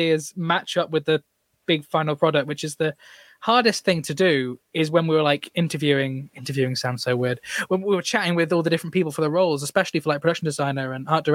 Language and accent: English; Shrewsbury, West Midlands, United Kingdom; I'm a Shrewsbury lad at heart